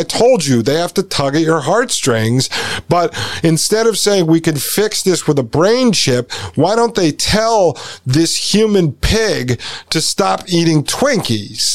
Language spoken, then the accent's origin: English; United States; when we grew up in the United States, I went to, born in 81, right? So I went to school in the 80s and 90s.